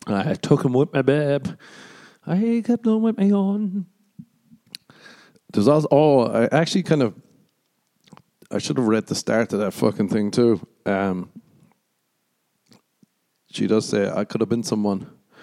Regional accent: Ireland; moved away as an adult; also born or lived in America; now in United States; I did grow up in Ireland too

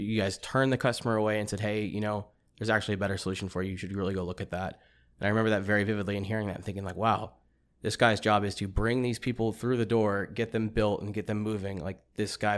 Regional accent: East Texas, United States; born or raised there; moved away

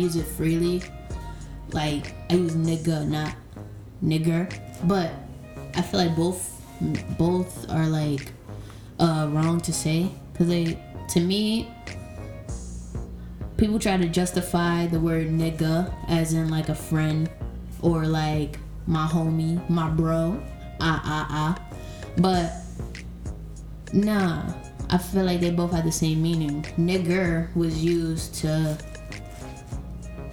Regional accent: New York City, New York, United States; now in Florida, United States; I am from New York, St. Albans to be exact, Queens

